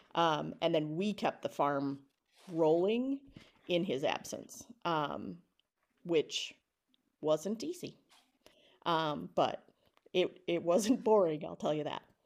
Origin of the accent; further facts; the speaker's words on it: Alma Center, Wisconsin, United States; moved away as an adult; also born or lived in Philadelphia; I grew up in Alma Center, Wisconsin, population four hundred and fifty-four when I was a kid